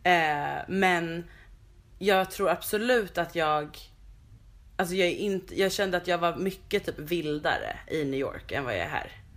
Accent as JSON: {"language": "Swedish", "town": "Stockholm", "region": "Stockholm County", "country": "Sweden", "tie": "born or raised there", "said": "här växte jag upp på de här små gatorna"}